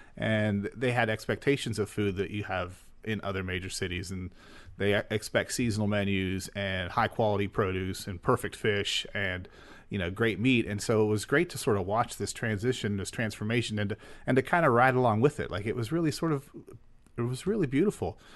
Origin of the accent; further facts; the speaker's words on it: Western Pennsylvania, United States; moved away as an adult; also born or lived in San Francisco Bay Area; now in Pittsburgh, United States; I'm from Western Pennsylvania.